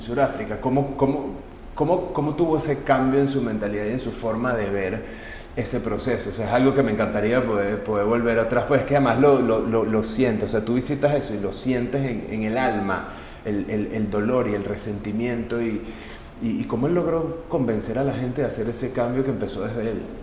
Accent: Venezuela; nuestra responsabilidad como venezolanos dar un poco de lo mucho que Venezuela ha hecho y nos ha dado como familia

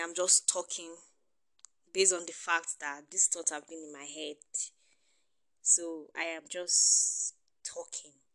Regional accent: Nigeria; being a Nigerian

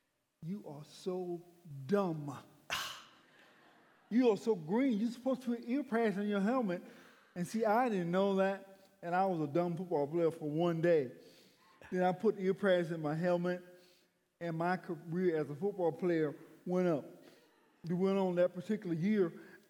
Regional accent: McCullough, Alabama, United States; also born or lived in Atmore, Alabama; I was in Atmore, Alabama. No, a little town called McCullough, Alabama.

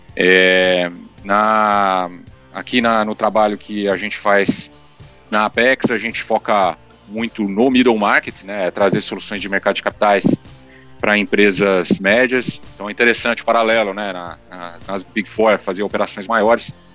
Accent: Paraná, Brazil; also born or lived in Rio Grande do Sul / São Paulo / Curitiba / London; now in Vitória, Brazil; eu sou gaúcho criado no Paraná

